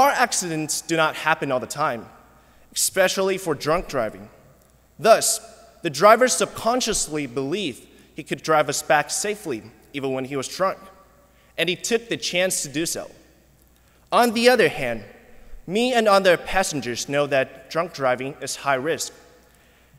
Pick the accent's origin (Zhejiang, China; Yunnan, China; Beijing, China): Yunnan, China; Kunming; moved away; a remote suburb of Kunming, my hometown in southwestern China